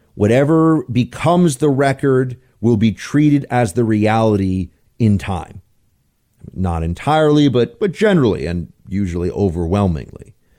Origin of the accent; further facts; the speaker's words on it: New York City, New York, United States; I grew up in New York